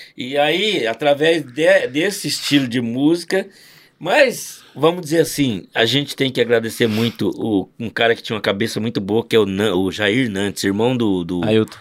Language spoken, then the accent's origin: Portuguese; Londrina, Paraná, Brazil; sou de Londrina